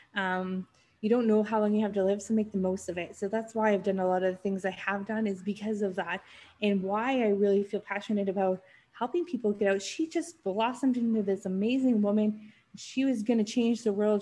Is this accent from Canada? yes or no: yes; North Vancouver, British Columbia, Canada; also born or lived in Switzerland; I grew up in Vancouver, just on a suburb of Vancouver called North Vancouver. So I was born and raised there